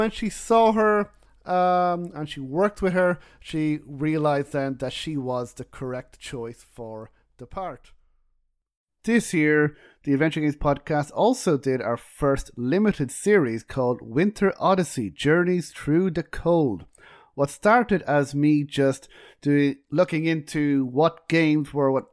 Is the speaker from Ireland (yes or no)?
yes; Ireland; We're both Irish